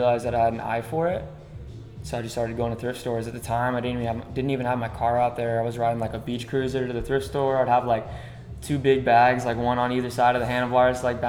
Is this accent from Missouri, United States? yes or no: no; Lawrence, Kansas, United States; moved away as an adult; also born or lived in California / Guatemala; now in Colorado Springs, United States; I grew up in Lawrence, Kansas